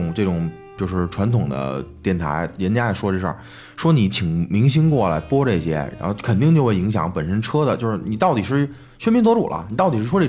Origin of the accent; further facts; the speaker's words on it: Beijing, China; 在从小在这儿长大嘛，就是也从内心也更希望北京会有更有秩序。